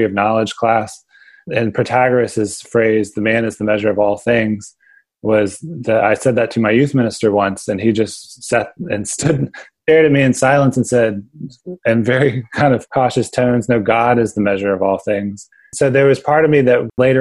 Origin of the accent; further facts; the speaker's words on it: Pensacola, Florida, United States; now in Austin, United States; the church we went to with my family. My parents and my younger brother was First Baptist Church downtown Pensacola, Panhandle of Florida